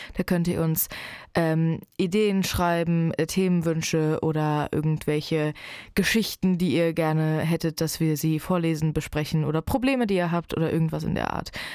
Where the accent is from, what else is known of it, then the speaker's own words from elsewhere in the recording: Frankfurt, Hesse, Germany; ich bin hier geboren. Äh, bin auch sehr, sehr, sehr dankbar dafür tatsächlich. Ähm, also erstens schätze ich es auch in einer äh, Großstadt geboren zu sein und aufgewachsen zu sein